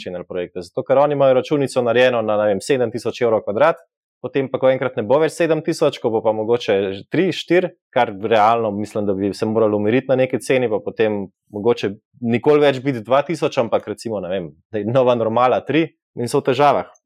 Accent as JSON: {"language": "Slovenian", "country": "Slovenia", "said": "kot Slovenci"}